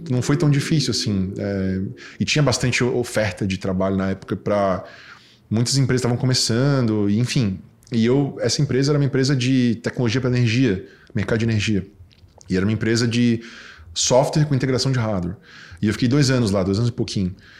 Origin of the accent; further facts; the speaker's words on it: Florianópolis, Santa Catarina, Brazil; Eu fui nascido e criado aqui em Santo Antônio